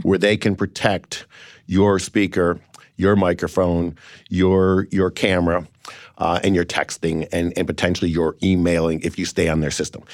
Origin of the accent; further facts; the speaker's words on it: Cleveland, Ohio, United States; I've got a great company in Cleveland where I'm from